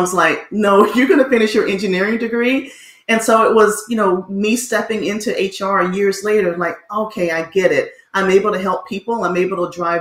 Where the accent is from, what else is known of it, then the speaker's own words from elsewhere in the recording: Montgomery, Alabama, United States; My father was in the military, so we did travel a bit. But then we landed at home in Montgomery, Alabama. And that's where I went to school, graduated there